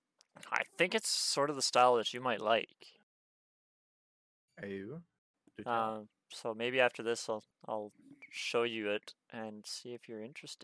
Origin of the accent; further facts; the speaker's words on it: Canada; We are Canadian